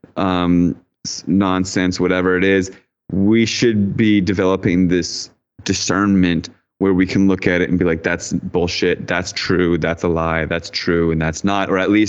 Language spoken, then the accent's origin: English; D.C., Virginia, United States; I grew up outside in Virginia, right outside Washington, D.C.